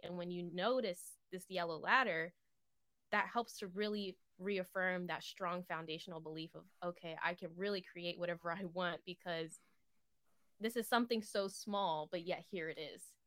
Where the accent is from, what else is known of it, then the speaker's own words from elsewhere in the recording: East Coast, United States; I'm from the East Coast.